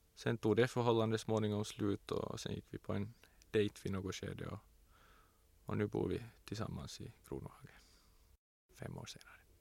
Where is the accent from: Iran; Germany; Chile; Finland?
Finland; Tenala, Uusimaa; I Tenala var det ju ingen mångfald. Det fanns inte en enda som inte var vit